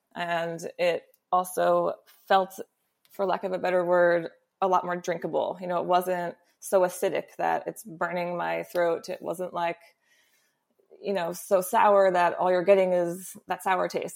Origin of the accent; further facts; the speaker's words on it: New York, United States; me as a New Yorker